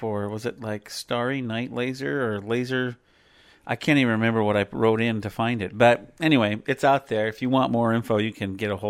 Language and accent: English; the Northwest, Pacific Northwest, United States; we're from the Northwest